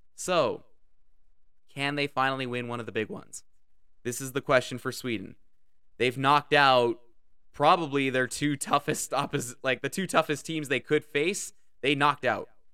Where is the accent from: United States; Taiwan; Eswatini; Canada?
Canada; I'm Canadian.